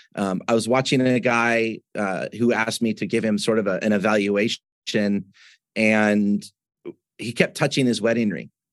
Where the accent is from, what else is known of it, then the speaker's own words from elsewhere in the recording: Washington, United States; moved away as an adult; also born or lived in Southern California; I grew up in Washington State